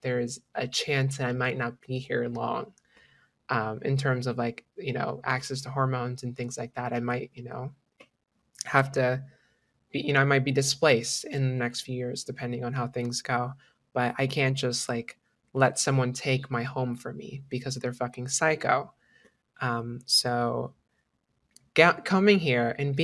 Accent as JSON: {"language": "English", "region": "Florida", "country": "United States", "tie": "born or raised there", "also_born_or_lived": "Washington", "moved": "as an adult"}